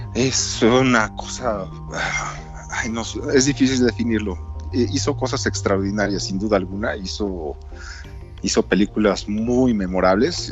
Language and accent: Spanish; Mexico